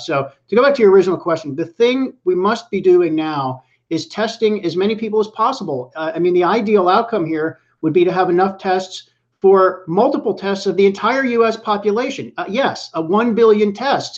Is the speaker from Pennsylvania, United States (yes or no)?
yes; Pittsburgh, Pennsylvania, United States; now in New York, United States; I'm from Pittsburgh, which is flyover country. I, I grew up there and I still have family there